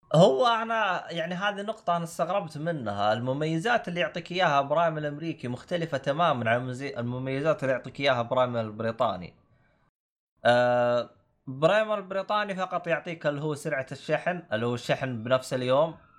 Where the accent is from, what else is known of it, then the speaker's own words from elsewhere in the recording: Saudi Arabia; moved away as an adult; now in United Kingdom; انا اصلا حسابي سعودي